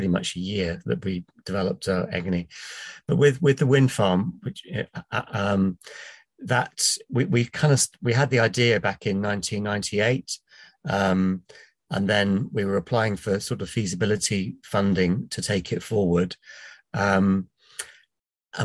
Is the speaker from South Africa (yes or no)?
no; Plymouth, South West England, United Kingdom; moved away as an adult; now in Wales, United Kingdom; I was brought up in Plymouth in England